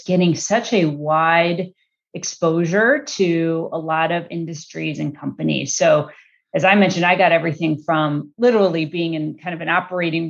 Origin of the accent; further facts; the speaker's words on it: Chicago, Illinois, United States; now in California, United States; I grew up in Chicago. I'm a Midwest girl.